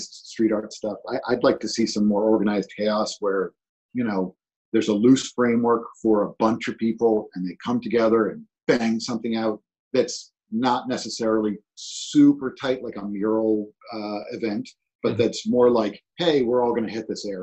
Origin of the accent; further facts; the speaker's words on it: New York City, New York, United States; moved away; I grew up in New York City in the 70s